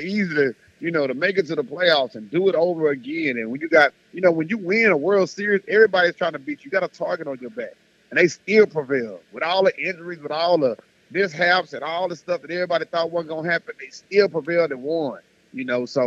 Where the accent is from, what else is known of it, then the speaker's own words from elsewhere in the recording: Houston, Texas, United States; this is my hometown